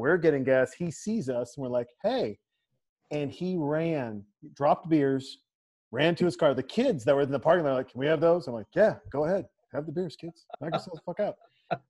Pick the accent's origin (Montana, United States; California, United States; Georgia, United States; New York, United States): Montana, United States; moved away; my home state, Montana